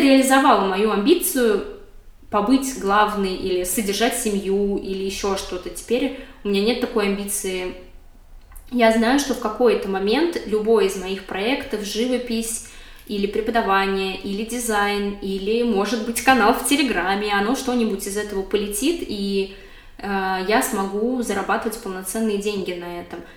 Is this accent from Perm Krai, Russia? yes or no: no; Moscow, Russia; moved away as an adult; now in Berlin, Germany; я родилась и выросла в Москве